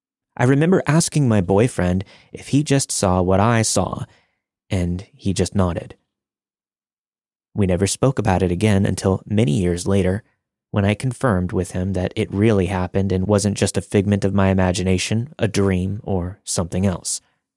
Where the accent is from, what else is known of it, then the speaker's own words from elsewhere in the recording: Sleepy Hollow, New York, United States; I grew up in Sleepy Hollow, New York, home of the Headless Horseman and allegedly a number of other hauntings.